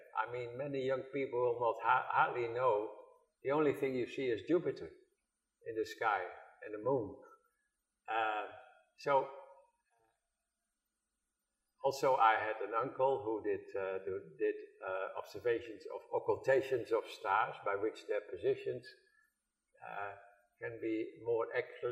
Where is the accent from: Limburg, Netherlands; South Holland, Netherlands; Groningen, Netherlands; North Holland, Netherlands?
Groningen, Netherlands; English is a second language; moved away; I was born in Groningen